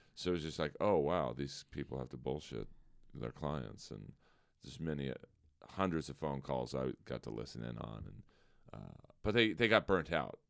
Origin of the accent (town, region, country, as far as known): Los Angeles, California, United States; born or raised there